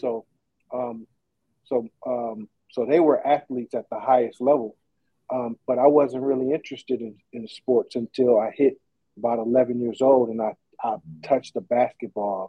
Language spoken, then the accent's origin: English; Oakland, California, United States; also born or lived in Fairfield, California; I grew up in in East Oakland. Uh, that's where I'm from.